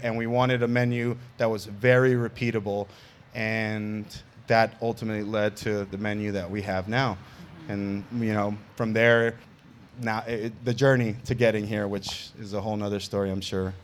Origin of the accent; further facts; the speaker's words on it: New York City, New York, United States; now in Las Vegas, United States; New York City, where I'm from, and actually the borough that I grew up, Queens